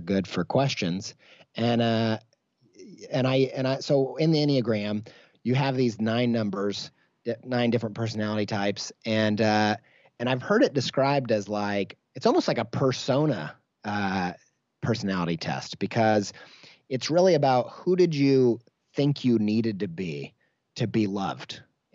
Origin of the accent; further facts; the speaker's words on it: Midwest, United States; I grew up in the Midwest